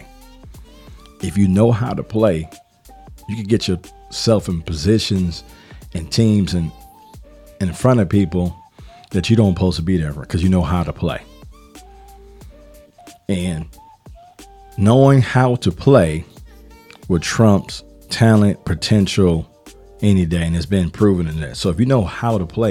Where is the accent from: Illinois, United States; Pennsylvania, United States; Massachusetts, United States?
Illinois, United States; Chicago; now in Atlanta, United States; I'm from Chicago